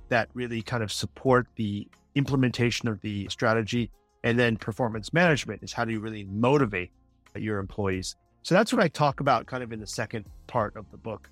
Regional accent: United States; as an American who worked at the company for almost two decades

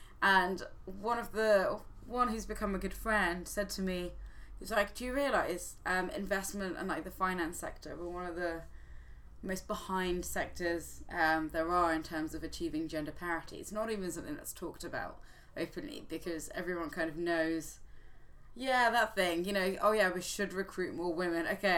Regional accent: Zimbabwe; born there; Because I was born in Zimbabwe.

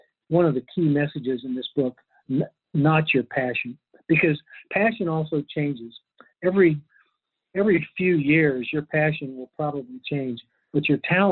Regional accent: Lexington, Kentucky, United States; I grew up in Lexington

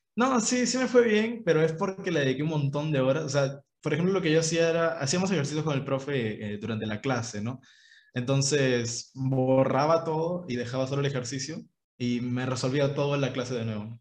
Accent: Ica, Peru; yo soy de Ica

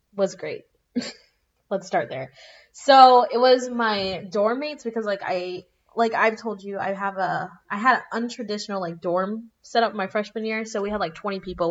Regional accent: South Florida, United States; I grew up in South Florida

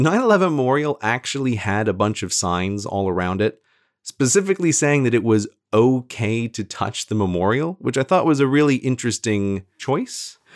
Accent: New York, United States; I'm from New York State

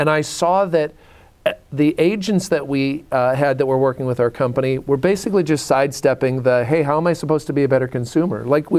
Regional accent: Canada; moved away as an adult; now in United States; I'm from Canada. Okay, up and down. So you had warmth that I had snowy Rocky Mountains that I grew up in.

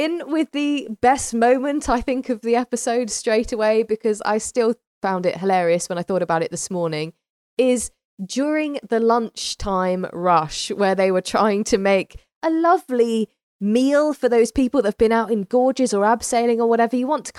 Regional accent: United Kingdom; We're very British.

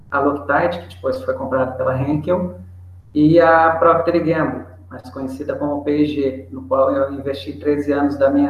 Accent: São Paulo, Brazil; also born or lived in Minas Gerais / Venezuela / Panama; now in Santa Catarina, Brazil; eu sou do interior de São Paulo, na verdade eu sou cigano, né? sou do Brasil, Nasci em São Paulo, morei em Minas, morei na Venezuela, morei no Panamá e acabei amarrando é, na minha atualidade a vida aqui em Santa Catarina.

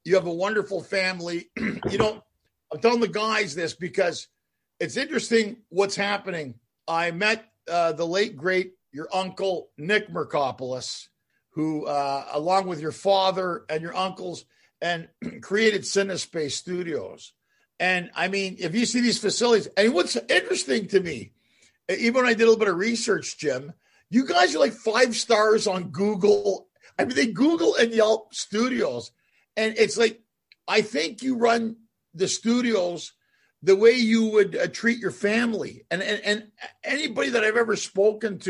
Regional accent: Ottawa, Ontario, Canada; also born or lived in Montreal / Toronto; I'm from Montreal. Yeah, I was raised in Ottawa

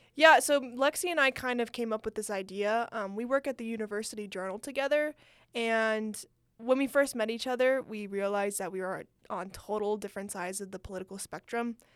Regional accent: California, United States; moved away; I'm from California. Um, that's where most of my family lives

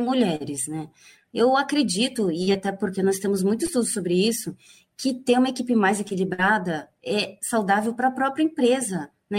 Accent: Campo Grande, Mato Grosso do Sul, Brazil; moved away as an adult; also born or lived in São Paulo; eu sou paulista, né? Sou de São Paulo. Cresci em Campo Grande, Mato Grosso do Sul

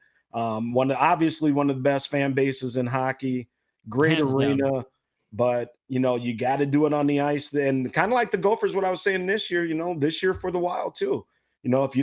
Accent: Minnesota, United States; Growing up in Minnesota

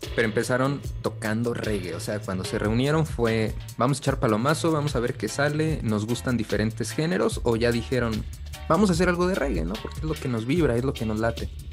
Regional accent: Mexico; los mexicanos tenemos casi en toda nuestra música

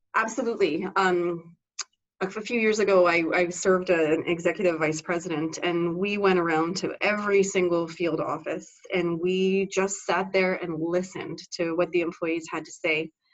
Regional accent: Canada; also born or lived in Vancouver, Canada; I was educated at our Canadian equivalent of West Point or Annapolis.

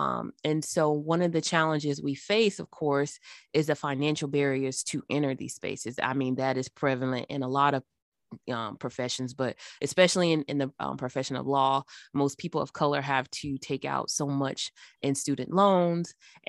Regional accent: Florence, Alabama, United States; born there; So I was born in Alabama in a Northwest city. It's called Florence. It's off of the Tennessee River Valley.

